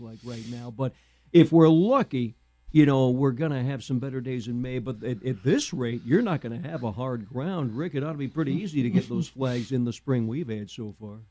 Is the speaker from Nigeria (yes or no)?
no; Danville, Illinois, United States; I'm from Danville. My dad was an audiologist at the Danville VA for 12 years